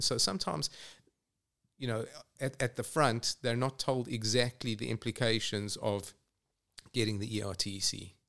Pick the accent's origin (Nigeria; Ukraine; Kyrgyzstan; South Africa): South Africa; Johannesburg, Gauteng; moved away as an adult; also born or lived in England; now in Atlanta, United States; I grew up in Johannesburg